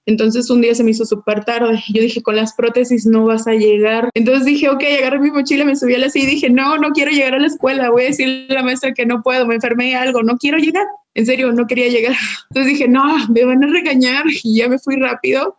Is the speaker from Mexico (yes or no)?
yes; Puerto Vallarta, Jalisco, Mexico; yo soy de Puerto Vallarta